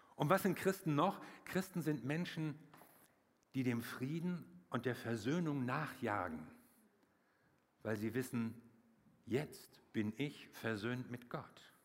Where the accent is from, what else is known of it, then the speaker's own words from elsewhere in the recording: Wuppertal, North Rhine-Westphalia, Germany; bei uns in Wuppertal, ich komme aus Wuppertal